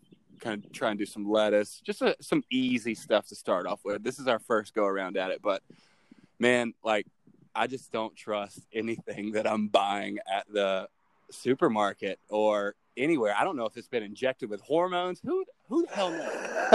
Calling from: High Point, North Carolina, United States; Calling in from the triad of North Carolina, High Point, North Carolina.

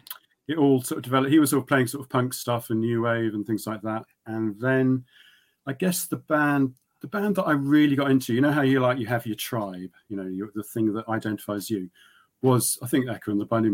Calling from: South East England, United Kingdom; Yeah, in Oxfordshire, near Abingdon.

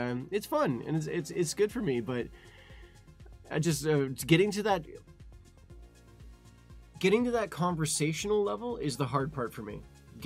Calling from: Ontario, Canada; I'm calling you from Ontario, Canada.

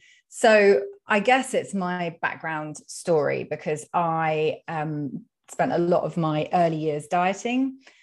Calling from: London, United Kingdom; So, well, you can probably tell from my accent that I am speaking from the UK. I'm in London.

